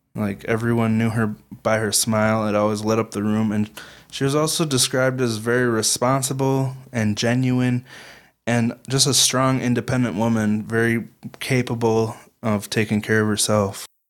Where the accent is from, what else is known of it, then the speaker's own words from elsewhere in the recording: Midwestern American, United States; We are Midwestern American kids